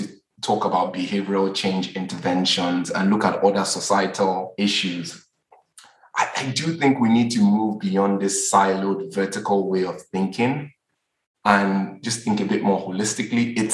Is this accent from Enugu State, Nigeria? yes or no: no; Lagos, Nigeria; I'm Nigerian, and even as a Nigerian I'm Yoruba, I grew up in Lagos